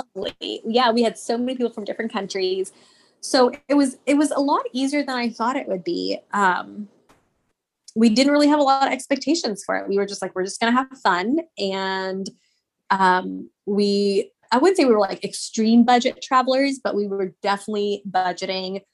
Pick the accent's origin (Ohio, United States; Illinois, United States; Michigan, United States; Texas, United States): Texas, United States; I'm Indian, and but I was born and raised in Texas